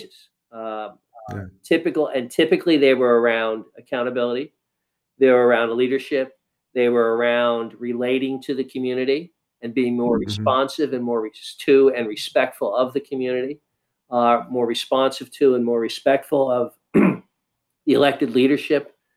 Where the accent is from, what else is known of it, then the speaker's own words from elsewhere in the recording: New York City, New York, United States; moved away as an adult; also born or lived in Midwest; I'm a Northeastern liberal kind of guy. I grew up in New York City